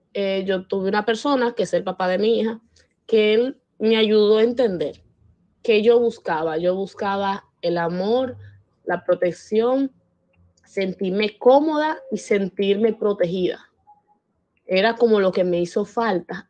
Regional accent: Dominican Republic; soy de República Dominicana

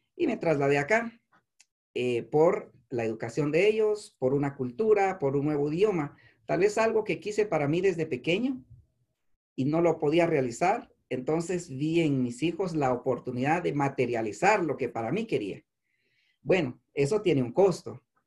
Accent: San Juan Comalapa, Chimaltenango, Guatemala; moved away as an adult; also born or lived in Antigua Guatemala / Chiquimula / Esquipulas / Sololá; now in Nevada, United States; Yo crecí, pese a que nací en Chimaltenango, crecí en San Juan Comalapa

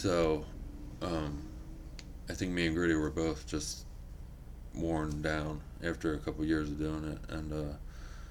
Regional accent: York, Pennsylvania, United States; moved away as an adult; also born or lived in Wilkes-Barre, Pennsylvania; now in Bloomsburg, United States; my hometown of York

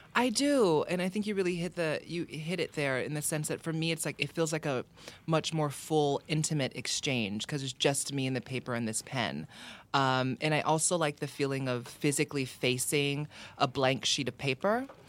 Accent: Hawaii, United States; growing up in Hawaii

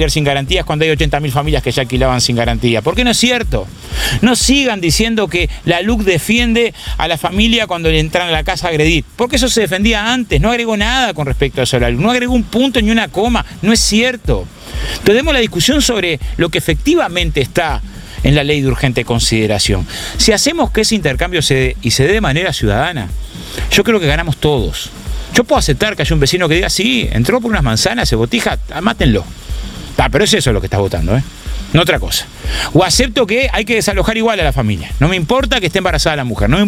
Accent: Uruguay; los que vamos a ser afectados somos todos los uruguayos de todos los partidos políticos

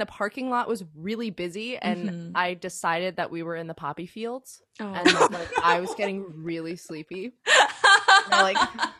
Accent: Connecticut, United States; I am based in Connecticut. I'm from Connecticut.

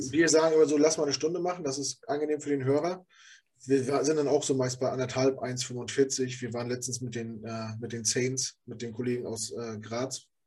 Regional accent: Rostock, Mecklenburg-Vorpommern, Germany; moved away as an adult; now in Hamburg, Germany; das ist meine Heimat. Da, da bin ich groß geworden

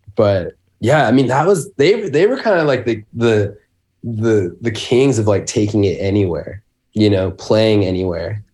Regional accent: Spokane, Washington, United States; I grew up in Spokane, um, in Washington State

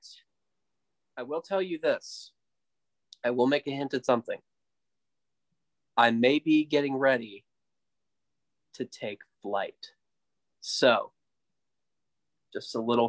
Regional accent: Midland, Texas, United States; Midland Rockhounds, Rocky the Rockhound, my hometown.

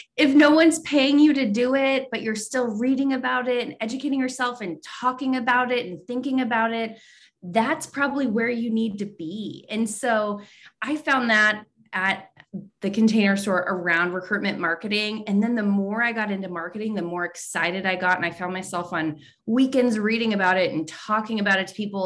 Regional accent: San Antonio, Texas, United States; I grew up in San Antonio

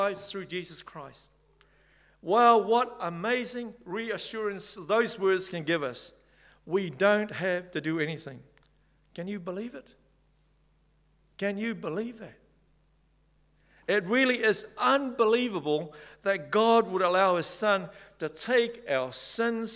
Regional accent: Samoa; moved away; also born or lived in Whangarei, New Zealand; I come from Samoa

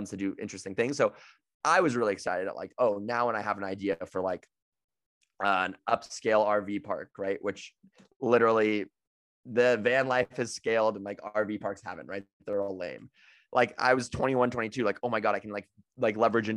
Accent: near Santa Rosa, Northern California, United States; NorCal in Santa Rosa next to my hometown

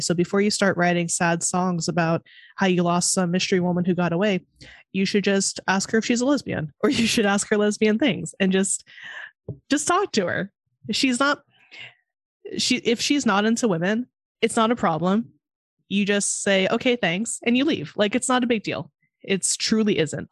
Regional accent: Monterey, California, United States; now in Chicago, United States; I'm from Monterey, California.

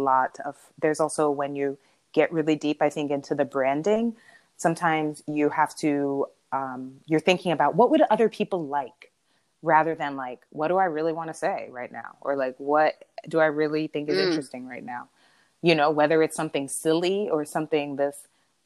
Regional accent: New York, United States; now in California, United States; I had moved to California. I'm from New York

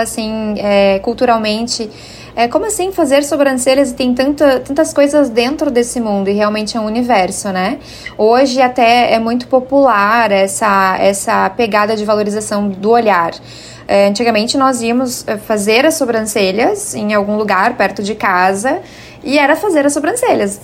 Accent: Cachoeirinha, Rio Grande do Sul, Brazil; na minha cidade natal em Cachoeirinha

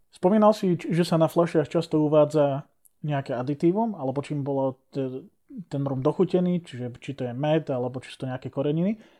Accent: Liptov, Žilina Region, Slovakia; u nás na Liptove

